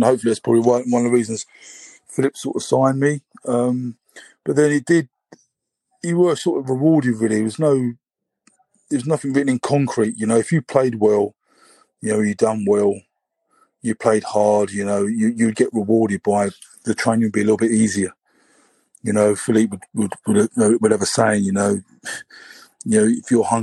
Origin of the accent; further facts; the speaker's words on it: England, United Kingdom; I'm English.